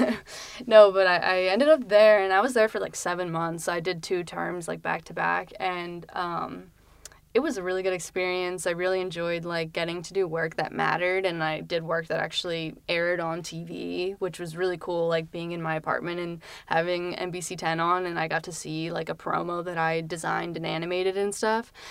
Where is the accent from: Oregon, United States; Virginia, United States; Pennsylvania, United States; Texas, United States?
Pennsylvania, United States; Lancaster; moved away as an adult; now in Philadelphia, United States; I'm from Lancaster, Pennsylvania, um, which is, like, where all the Amish people reside, and so, um, I didn't really like it too much growing up